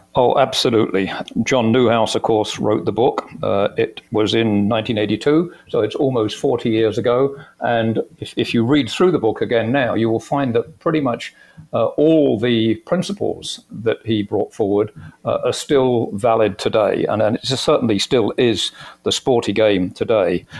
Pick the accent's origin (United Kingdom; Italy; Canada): United Kingdom; moved away as an adult; also born or lived in Phoenix; I came from the UK originally. You could probably guess that uh, from my accent.